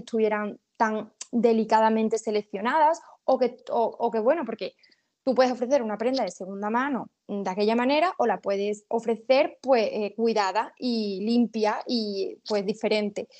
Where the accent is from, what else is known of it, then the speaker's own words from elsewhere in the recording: Seville, Andalusia, Spain; yo soy de Sevilla